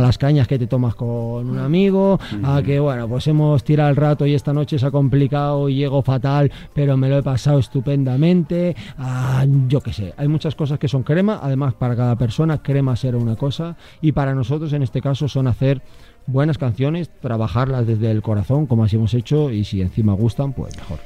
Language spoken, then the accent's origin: Spanish; Salamanca, Castile and León, Spain; soy salmantino